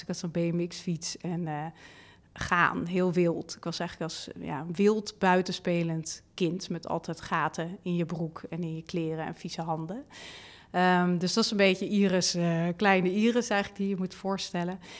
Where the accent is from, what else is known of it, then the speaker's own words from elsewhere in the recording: Leusden, Utrecht, Netherlands; ik ben opgegroeid in Leusden, vlakbij Amersfoort